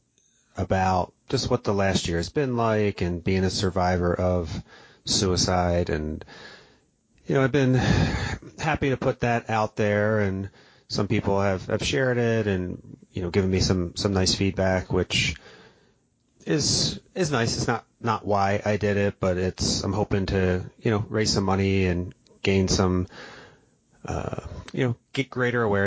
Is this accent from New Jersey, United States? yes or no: yes; New Jersey, United States; I grew up in South Jersey